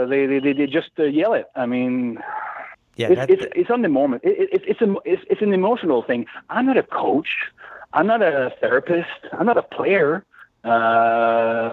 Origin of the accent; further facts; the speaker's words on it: Montreal, Quebec, Canada; now in Laurentians, Canada; I'm originally from the West Island of Montreal, from Île-Bizard. I played football for Île-Bizard for quite a few years